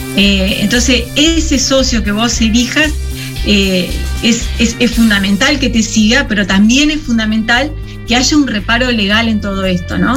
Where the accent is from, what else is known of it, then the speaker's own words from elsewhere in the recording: Concepción del Uruguay, Entre Ríos, Argentina; moved away as an adult; now in San José, Uruguay; somos de, Concepción del Uruguay, ahí nomás cruzando el río, cruzando el charco. Eh, somos los dos entrerrianos